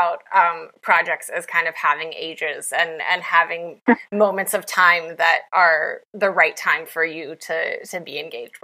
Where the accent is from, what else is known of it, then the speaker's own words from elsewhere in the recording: West Virginia, United States; moved away; I'm from West Virginia originally